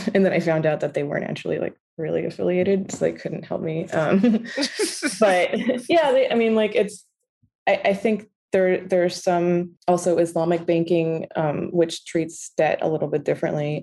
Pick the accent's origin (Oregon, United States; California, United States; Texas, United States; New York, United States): New York, United States; also born or lived in Beirut; I grew up in New York. I went to public schools